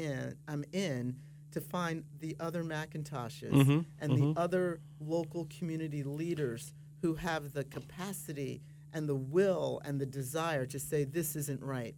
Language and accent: English; Mid-Atlantic, United States; now in Florida, United States; I've been a Floridian now for 13 years, I come from the Mid-Atlantic